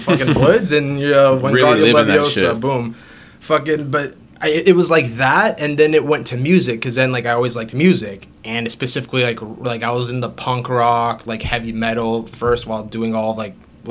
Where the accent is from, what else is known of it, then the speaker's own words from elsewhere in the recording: Greater Toronto Area, Ontario, Canada; I'm born and raised in, I can't say Toronto, within the GTA